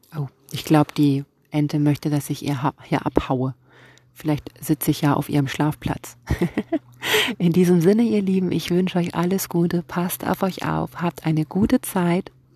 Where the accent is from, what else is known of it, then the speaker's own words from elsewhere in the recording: Kiel, Schleswig-Holstein, Germany; ich komme hier aus Kiel und ich bin Lyrikerin